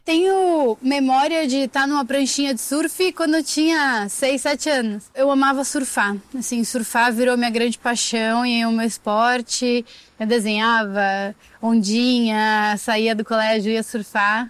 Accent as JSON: {"language": "Portuguese", "country": "Brazil", "said": "eu sou brasileira"}